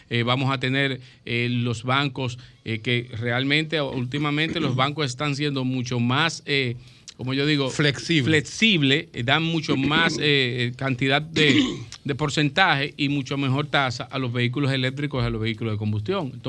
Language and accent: Spanish; Santiago de los Caballeros, Santiago, Dominican Republic; yo soy del campo